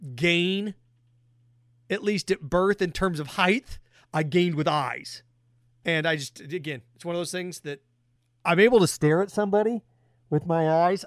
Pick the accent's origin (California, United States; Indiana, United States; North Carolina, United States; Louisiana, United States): Indiana, United States; moved away; my home state of Indiana